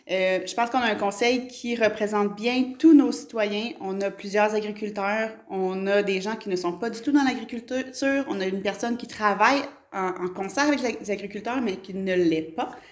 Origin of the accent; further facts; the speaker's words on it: Quebec, Canada; Moi, je suis près d'Ayers puis je le dis pas que je viens de Stan je dis que je viens de près d'Ayers